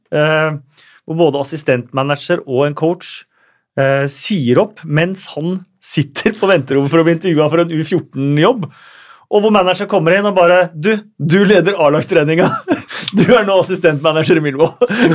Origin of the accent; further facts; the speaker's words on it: Norway; er eh, født og oppvokst i Norge og norske foreldre, har følt oss norske hele livet